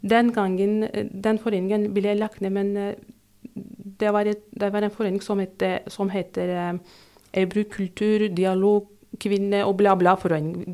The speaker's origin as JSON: {"language": "Norwegian", "country": "Turkey", "second_language": "Norwegian", "moved": "as an adult", "lives_now": "Drammen, Norway", "said": "Jeg sier ikke opprinnelig fra Tyrkia, for jeg er fra Tyrkia."}